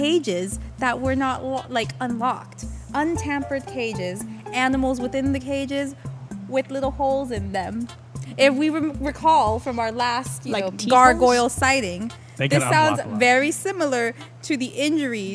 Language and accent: English; Puerto Rico; moved away; not only in my hometown, but in my old high school